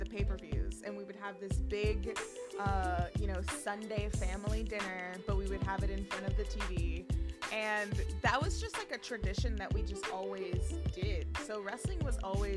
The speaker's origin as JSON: {"language": "English", "town": "New York City", "region": "New York", "country": "United States", "tie": "born or raised there", "said": "I grew up in New York. I grew up in the Bronx"}